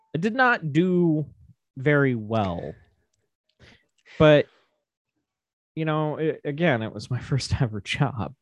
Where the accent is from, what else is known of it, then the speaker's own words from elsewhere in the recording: Silver City, Nevada, United States; I grew up in Silver City, which is just a couple miles down the road from Virginia City